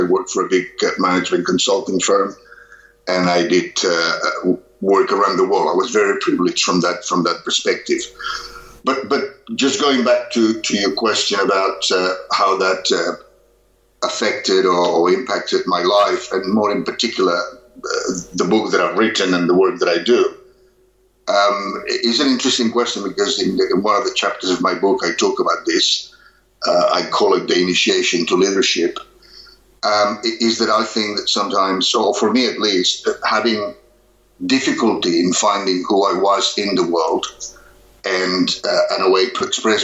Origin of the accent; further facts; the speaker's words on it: Barcelona, Catalonia, Spain; moved away as an adult; now in Australia; I grew up in Barcelona, Spain, which happens to be very topical now